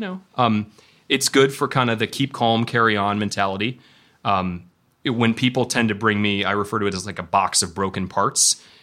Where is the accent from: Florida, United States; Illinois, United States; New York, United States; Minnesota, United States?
Illinois, United States; Elgin; moved away as an adult; I grew up in Elgin, Illinois